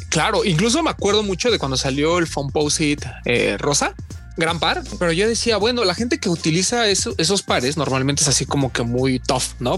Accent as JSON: {"language": "Spanish", "country": "Mexico", "said": "yo soy de México"}